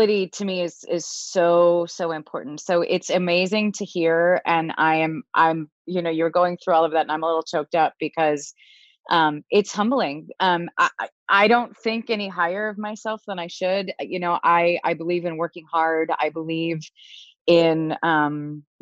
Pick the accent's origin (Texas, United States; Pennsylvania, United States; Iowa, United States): Pennsylvania, United States; Philadelphia; moved away as an adult; also born or lived in Boston; I moved home to Philadelphia from Boston